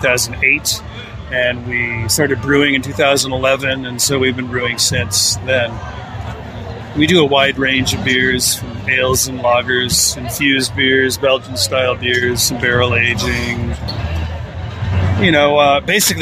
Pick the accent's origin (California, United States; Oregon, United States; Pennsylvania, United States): Oregon, United States; Newberg; moved away as an adult; also born or lived in Portland, Oregon / West Maui, Hawaii / Big Island, Hawaii; now in Hawaii, United States; I grew up in Willamette Valley and went to high school in Newburgh and lived in Portland for many years.